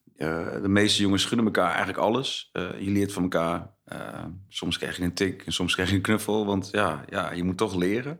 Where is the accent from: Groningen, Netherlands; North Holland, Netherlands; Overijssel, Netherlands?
Overijssel, Netherlands; Zwolle; also born or lived in Almelo; Ik ben geboren in Almelo, uh, eh, 78. toen ben ik, nou ja, met mijn ouders maar mee gegaan naar Zwolle. Dus ik was anderhalf. Toen kom ik in Zwolle. Dus eigenlijk voel ik me gewoon wel een echte Zwollenaar.